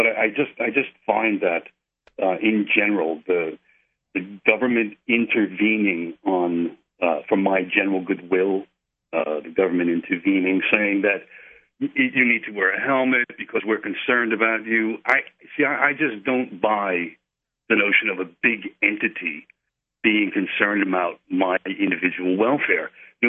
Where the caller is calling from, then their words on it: Daytona Beach, Florida, United States; Daytona Beach, Florida